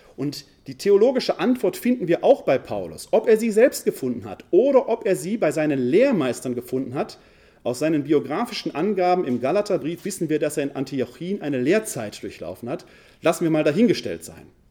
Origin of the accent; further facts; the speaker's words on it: Essen, North Rhine-Westphalia, Germany; accent: Ruhrgebiet; also born or lived in Wuppertal; Ich komme gebürtig aus dem Ruhrgebiet, aus der Stadt Essen. Man hört es meiner Sprache an.